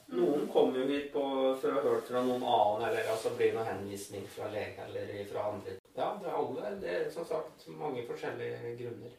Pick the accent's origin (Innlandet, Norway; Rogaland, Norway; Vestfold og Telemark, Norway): Innlandet, Norway; Eidskog; jeg er fra Eidskogen